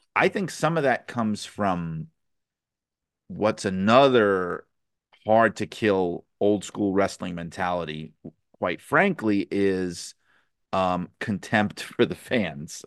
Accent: New York City, New York, United States; I grew up in New York City

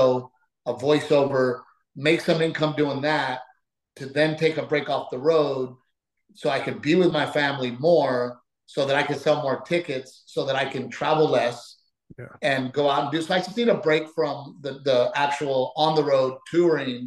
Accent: United States; also born or lived in Mexico (ancestry); I am an American first with Mexican-American roots

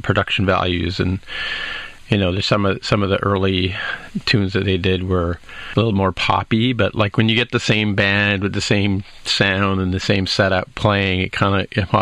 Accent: Canada; as a Canadian

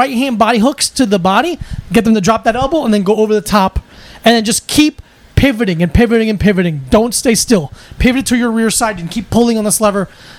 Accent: New Jersey, United States; born there; I'm a Devils fan because I was born in New Jersey.

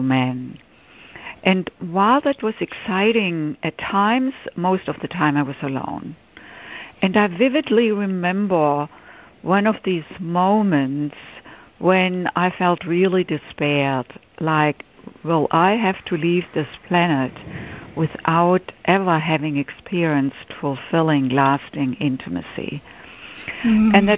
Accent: Germany; English is a second language; moved away as an adult; now in United States; I grew up in Germany, and in my late 20s, I came to the United States to do postgraduate work in music

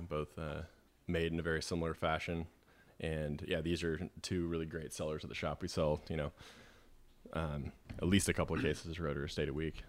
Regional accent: Boise, Idaho, United States; also born or lived in Los Angeles / Eugene / Portland; now in Sonoma, United States; I was born in Los Angeles, but grew up in Boise, Idaho

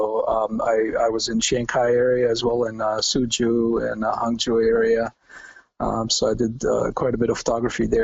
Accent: Sarajevo, Federation of Bosnia and Herzegovina, Bosnia & Herzegovina; English is a second language; moved away as an adult; also born or lived in Iowa, United States; now in Chicago, United States; I was born in what used to be the old Yugoslavia, and it's Bosnia now, in the city of Sarajevo. And I grew up there, and when I was 18, I actually left

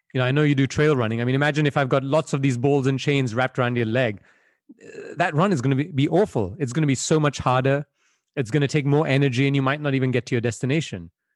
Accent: Belgium; moved away; I was born and raised in Belgium, where I spent most of my childhood.

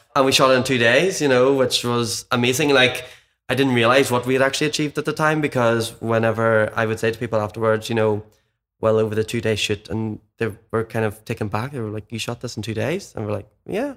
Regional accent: Cookstown, Northern Ireland, United Kingdom; now in Belfast, United Kingdom; I'm from Mid-, like, Cookstown, Mid Ulster originally

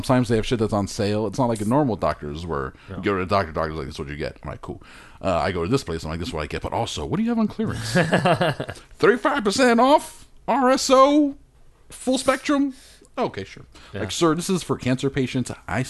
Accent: Australia; I'm Australian. I didn't make this mistake.

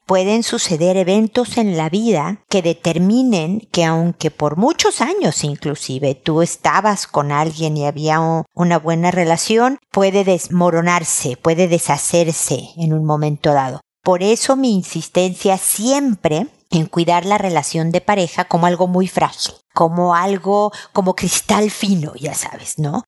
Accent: Mexico; mi tierra, México

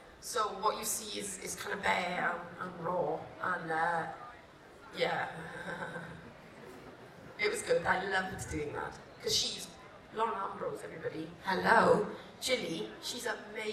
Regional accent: Welsh, Wales, United Kingdom; I'm Welsh

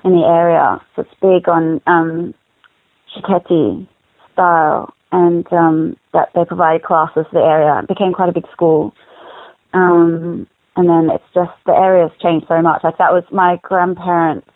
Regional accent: Melbourne, Victoria, Australia; I grew up in Box Hill, which is a suburb of Melbourne.

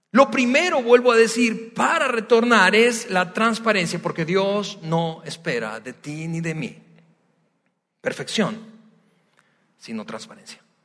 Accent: Venezuela; now in Mexico; soy venezolano

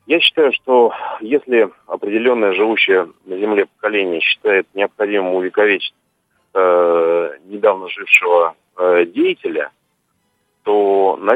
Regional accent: Odesa, Odesa Oblast, Ukraine; now in Saint Petersburg, Russia; я вообще в Питере живу, родился в Одессе.

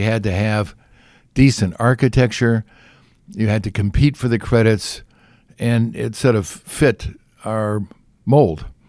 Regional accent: California, United States; I'm from, you know, I'm from California

